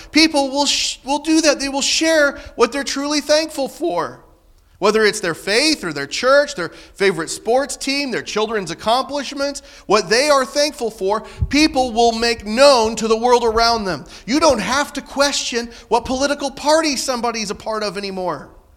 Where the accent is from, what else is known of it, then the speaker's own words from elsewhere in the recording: Southern Illinois, United States; I'm from Southern Illinois